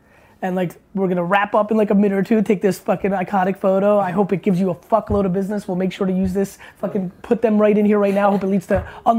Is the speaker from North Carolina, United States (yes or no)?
no; New Jersey, United States; also born or lived in Russia / Queens, New York; I really moved after I was 5 and moved to Jersey